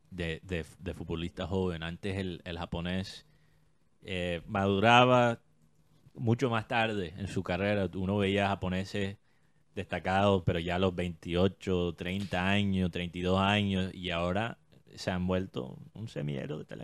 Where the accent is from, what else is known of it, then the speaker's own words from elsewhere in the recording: Colombia; La realidad eh, que tenemos que aceptar como colombianos